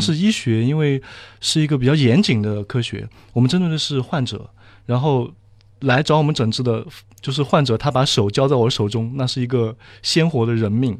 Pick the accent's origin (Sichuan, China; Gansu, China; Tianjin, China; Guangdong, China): Sichuan, China; moved away as an adult; now in Shanghai, China; 我是四川人